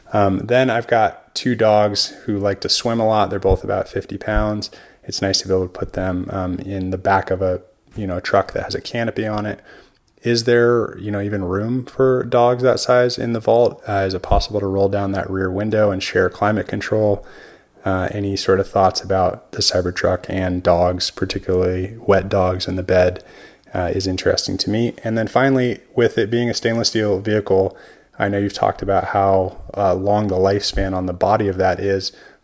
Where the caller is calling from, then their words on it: Oregon, United States; I'm calling you from Oregon.